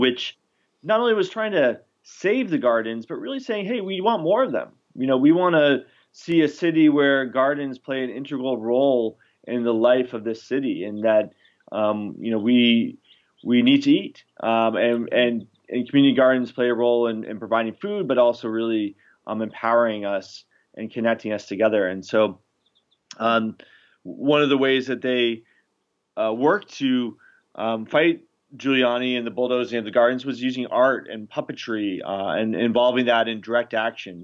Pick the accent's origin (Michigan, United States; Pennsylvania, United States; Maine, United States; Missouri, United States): Maine, United States; also born or lived in New York City; I grew up in Maine